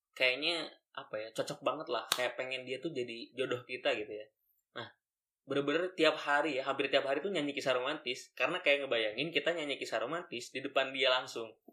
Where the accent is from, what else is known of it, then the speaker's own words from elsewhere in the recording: Bandung, West Java, Indonesia; saya dari SMA 5 Bandung